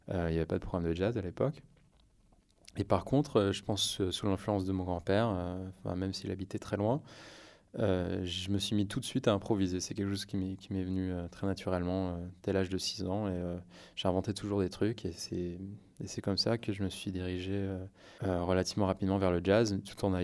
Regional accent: France; mes parents étaient, sont américains, mais j'ai vraiment, je suis né en France, j'ai fait toute ma scolarité dans le système français.

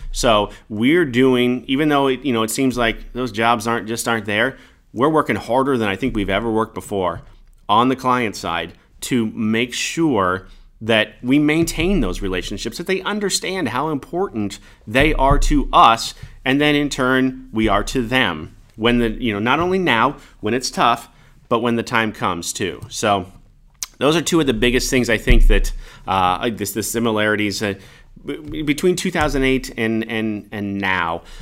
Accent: Kansas, United States; also born or lived in Omaha, Nebraska; I grew up in Kansas, born in Omaha, or born in Nebraska, grew up in Kansas

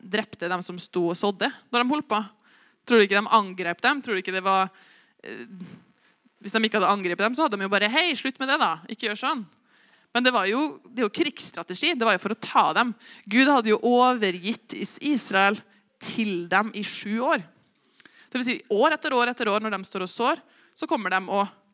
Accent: Osen, Trøndelag, Norway; now in Oppdal, Norway; Jeg er jo bare fra Osen. Dum nok til å flytte til Oppdal

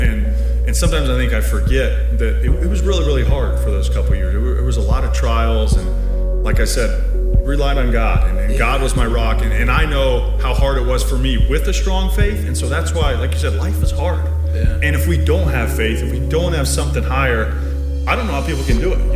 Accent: Indianapolis, Indiana, United States; moved away as an adult; also born or lived in Baltimore; back to Indianapolis, my hometown, where I can raise my family

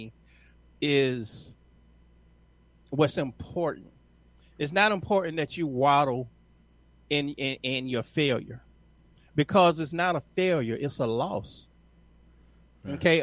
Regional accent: Atlanta, Georgia, United States; I'm from Atlanta

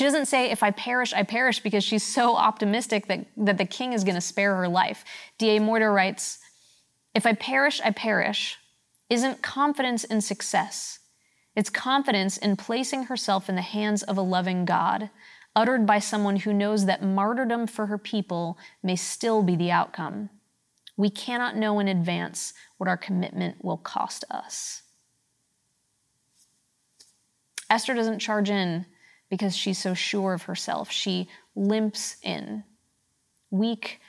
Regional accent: Pittsburgh, Pennsylvania, United States; moved away; I'm from Pittsburgh

